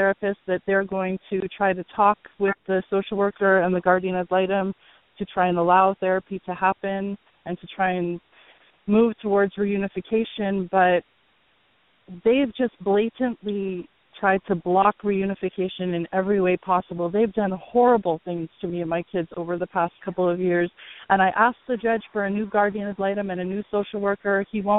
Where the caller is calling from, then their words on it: Hawaii, United States; I'm calling from Hawaii